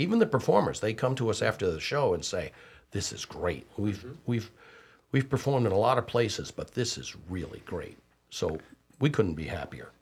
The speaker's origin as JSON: {"language": "English", "town": "Syracuse", "region": "New York", "country": "United States", "moved": "yes", "lives_now": "Cornelius, United States", "said": "I'm from Syracuse"}